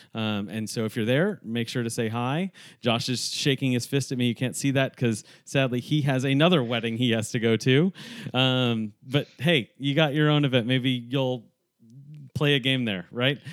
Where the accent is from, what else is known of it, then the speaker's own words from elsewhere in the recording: New York, United States; also born or lived in Northeast; now in Texas, United States; a New Yorker who lives in Texas